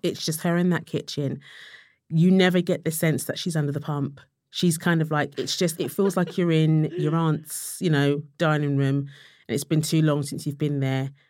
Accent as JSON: {"language": "English", "region": "London", "country": "United Kingdom", "said": "I was from Tottenham"}